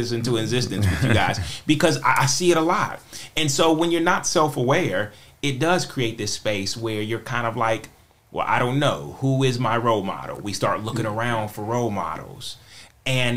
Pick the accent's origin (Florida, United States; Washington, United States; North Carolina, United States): North Carolina, United States; Charlotte; I'm from Charlotte. And so living here and growing up in an area